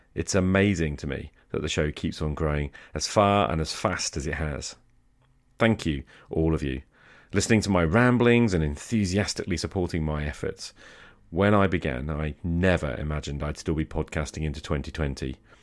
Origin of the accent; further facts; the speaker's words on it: United Kingdom; I'm British